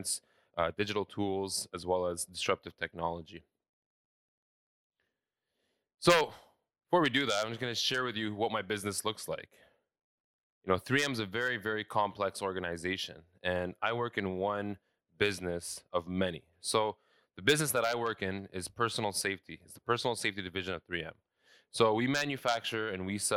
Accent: Saudi Arabia; also born or lived in London, Ontario, Canada; now in Canada; I was born and raised in Saudi Arabia. I moved to Canada in 2004 in Ontario, specifically London.

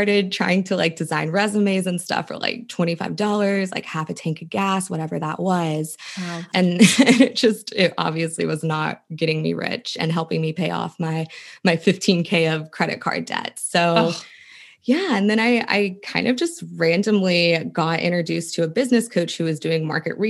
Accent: West Virginia, United States; moved away; I went to college. I was from West Virginia

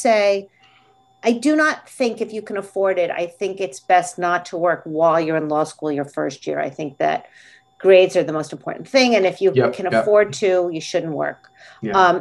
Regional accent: Livingston, New Jersey, United States; I grew up in Livingston

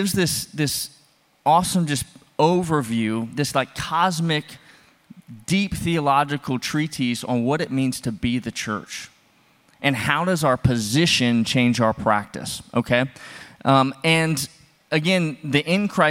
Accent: Louisiana, United States; moved away as an adult; also born or lived in Texas; now in Indiana, United States; I was actually born in Texas. But I grew up in Louisiana, and now that we live in Indiana

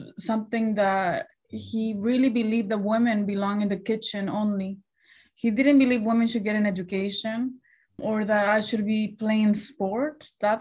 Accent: Chelan, Washington, United States; English is a second language; now in Beverly Hills, United States; growing up in Chelan

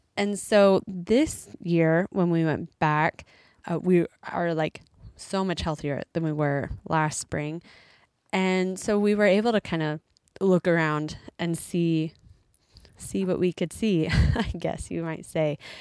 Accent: United States; moved away as an adult; an American who's been gone from America for a little while

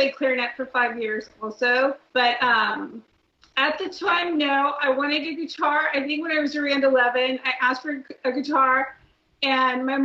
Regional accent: Orange County, California, United States; also born or lived in Los Angeles; I grew up in Orange County. I lived in LA first, and I moved down to Orange County

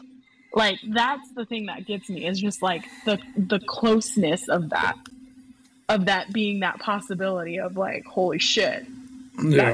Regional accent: Illinois, United States; he's from my home state

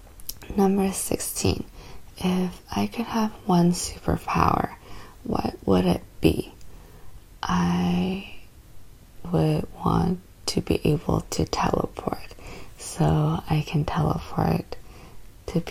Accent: Canada; I am Canadian, born and raised in Canada

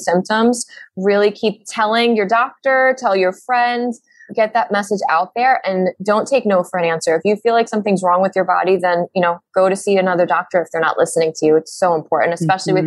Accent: New York City, New York, United States; we're from Brooklyn

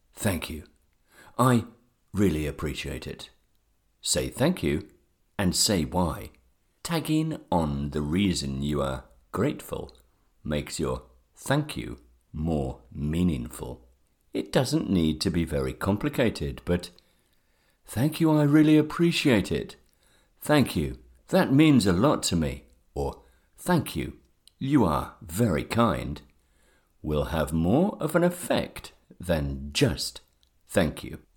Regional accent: England, United Kingdom; I am from England. in the United Kingdom

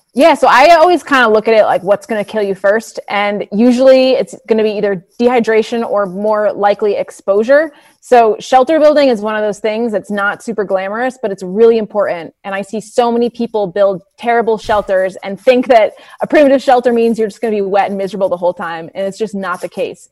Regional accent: New England, United States; I grew up in New England

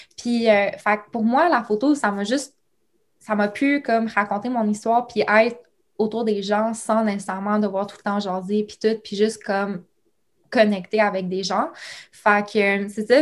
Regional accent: Ontario, Canada; also born or lived in Quebec; je suis née au Québec, mais j'ai grandi en Ontario, dans un petit village.

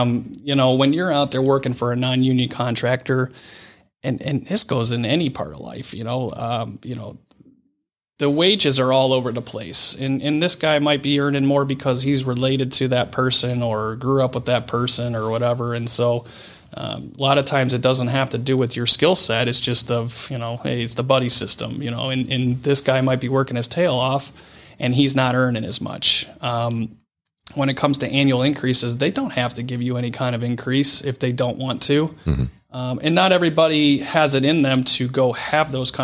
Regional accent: Brecksville, Ohio, United States; growing up in Brecksville

